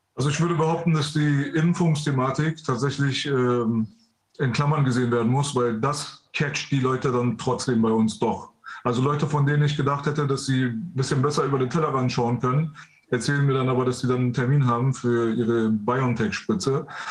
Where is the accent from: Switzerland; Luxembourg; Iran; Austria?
Iran; now in Germany; wir aus dem Iran äh, geflüchtet sind aufgrund äh, des Regimes dort. Ähm, wir sind, also ich bin mitten im Krieg geboren, mitten in der Revolution quasi